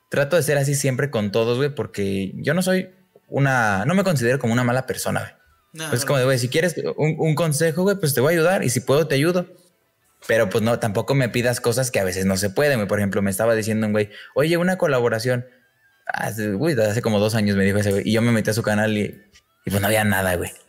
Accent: León, Guanajuato, Mexico; vi que estabas en León, yo soy de León.

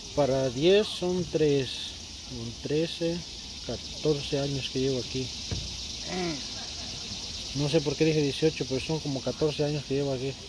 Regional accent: Puebla, Mexico; now in United States; Yo soy de Puebla.

